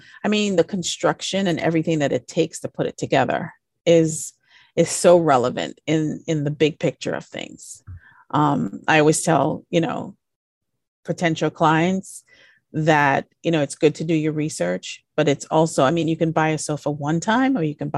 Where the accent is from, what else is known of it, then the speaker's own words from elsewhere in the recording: U.S. Virgin Islands; I grew up in the Virgin Islands, and at one point I had a project there that I was working on.